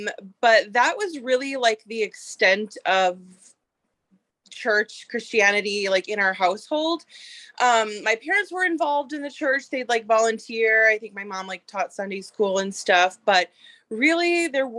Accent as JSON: {"language": "English", "region": "Minnesota", "country": "United States", "said": "I am from Minnesota"}